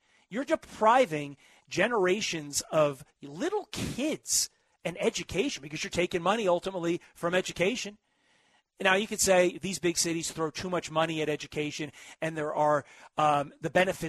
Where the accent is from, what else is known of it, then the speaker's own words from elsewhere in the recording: New Jersey, United States; used to be a place that I had dreamed of working as a little kid growing up in Jersey.